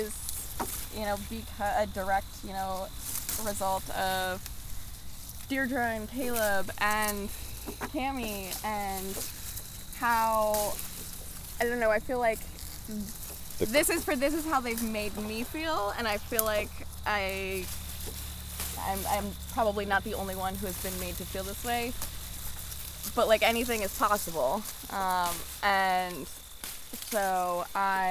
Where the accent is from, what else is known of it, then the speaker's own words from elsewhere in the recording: New Jersey, United States; moved away as an adult; now in Vermont, United States; I moved to Vermont in 2017. I grew up in New Jersey